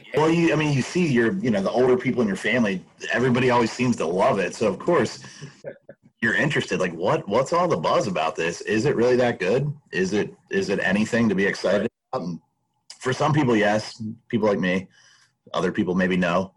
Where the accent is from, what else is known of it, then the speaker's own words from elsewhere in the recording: Baltimore, Maryland, United States; moved away as an adult; also born or lived in western United States; now in Pennsylvania, United States; I grew up outside of Baltimore, northwest of Baltimore, in the suburbs